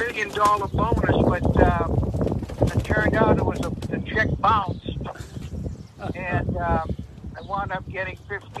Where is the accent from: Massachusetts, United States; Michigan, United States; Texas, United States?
Massachusetts, United States; Boston; now in Tamworth, United States; I was born and raised in Boston